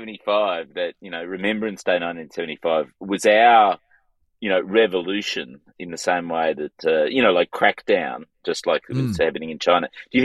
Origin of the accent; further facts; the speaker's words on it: Canberra, Australian Capital Territory, Australia; moved away; I was born in Canberra.